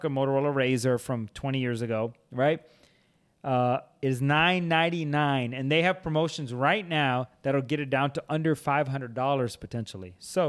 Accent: India; but I'm Indian.

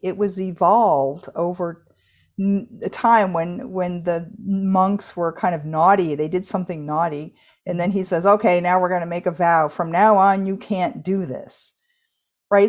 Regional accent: United States; I'm an American adult now

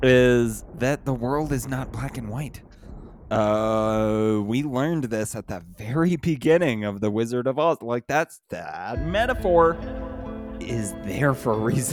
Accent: California, United States; I'm from California and I came to Arizona. I live in buttfuck middle of nowhere next to Trump's wall.

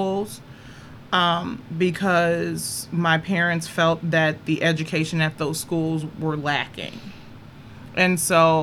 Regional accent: Chicago, Illinois, United States; I'm from Chicago

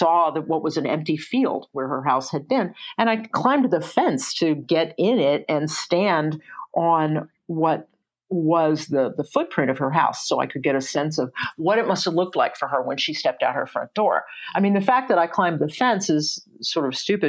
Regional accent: Atlanta, Georgia, United States; I grew up in Atlanta. I grew up in Morningside and Druid Hills

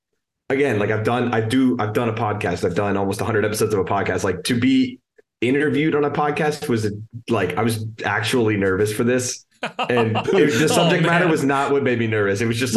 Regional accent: Indianapolis, Indiana, United States; born there; now in Cincinnati, United States; I grew up a Colts fan. I was born in Indianapolis

